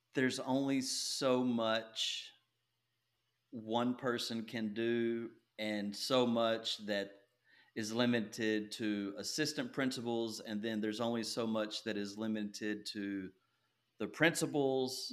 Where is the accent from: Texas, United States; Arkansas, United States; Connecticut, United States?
Texas, United States; Nacogdoches; also born or lived in Longview, Texas; I was raised in East Texas, and you can probably hear that in my voice.